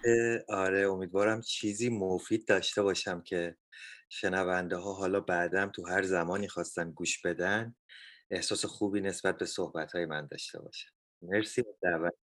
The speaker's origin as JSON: {"language": "Persian", "country": "Iran", "moved": "yes", "lives_now": "Canada", "said": "ما ایرانی ها"}